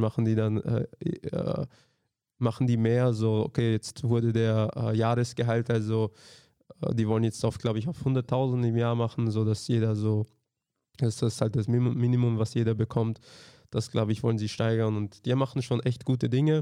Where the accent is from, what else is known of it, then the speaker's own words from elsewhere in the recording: Austria; also born or lived in Slovakia; ich bin halt in Österreich aufgewachsen